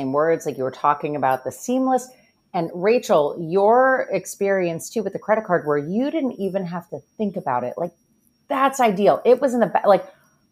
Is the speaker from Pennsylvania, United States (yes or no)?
yes; Pennsylvania, United States; I'm from Pennsylvania